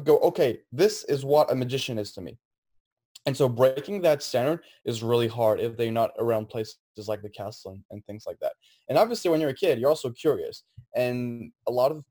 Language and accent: English; France; now in United States; originally, I'm from France